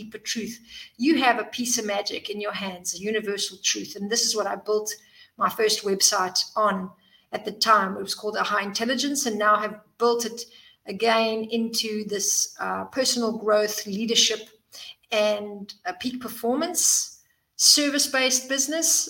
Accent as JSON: {"language": "English", "country": "South Africa", "tie": "born or raised there", "also_born_or_lived": "Zimbabwe", "moved": "as an adult", "lives_now": "Cyprus", "said": "I was born in Zimbabwe and grew up in South Africa and then moved here a few years back"}